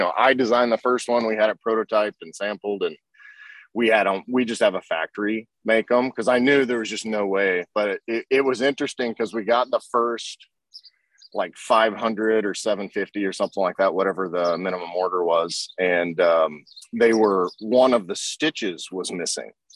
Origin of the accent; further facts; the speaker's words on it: Oklahoma, United States; I grew up in Oklahoma, so the car culture there is is really strong